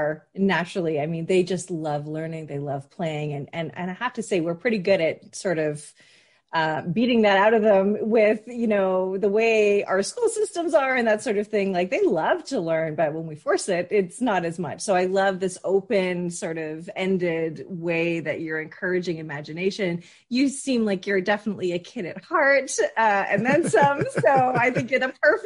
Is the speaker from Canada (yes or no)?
yes; Canada; I identify very strongly as a Canadian myself